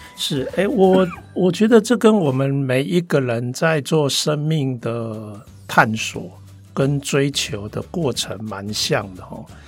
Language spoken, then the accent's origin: Chinese; Taipei, Taiwan; first language Taiwanese Hokkien; Chinese is a second language; 像我的母语就是台语啦是，啊，只是说因为我是台北小孩